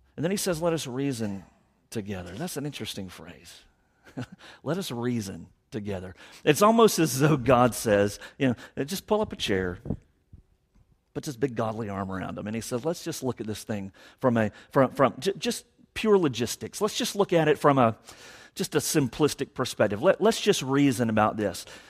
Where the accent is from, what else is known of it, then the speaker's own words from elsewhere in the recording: Savannah, Georgia, United States; born and raised in Savannah, only lived away for certain segments of our lives